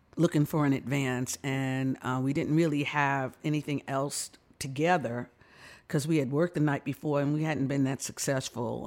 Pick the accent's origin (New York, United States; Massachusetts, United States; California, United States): New York, United States; New York City; I was born in New York, uh, raised in the Bronx, so, uh, yeah, I'm a real New Yorker